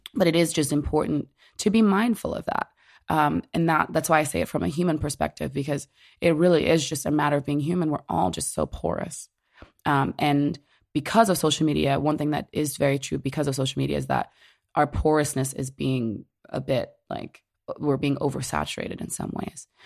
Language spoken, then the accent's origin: English; Orange, New Jersey, United States; I grew up in Orange, New Jersey